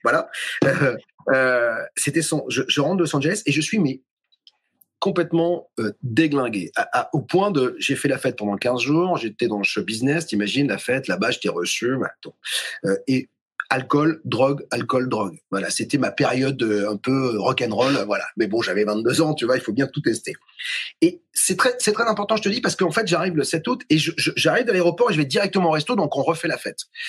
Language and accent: French; Toulouse, Occitania, France; je vivais dans une maison, je suis toulousain, à côté de Toulouse. Et vers 3-4 ans, visiblement, j'étais dans une chambre dans cette maison à Saint-Martin-du-Touche